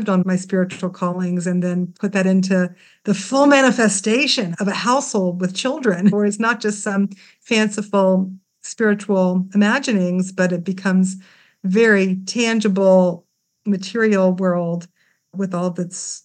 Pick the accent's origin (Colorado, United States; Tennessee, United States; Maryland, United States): Tennessee, United States; Memphis; now in Jerusalem, Israel; I grew up in Memphis, Tennessee